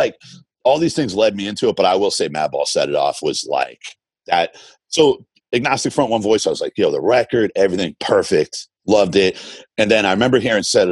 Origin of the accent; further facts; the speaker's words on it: Boston, Massachusetts, United States; growing up in Boston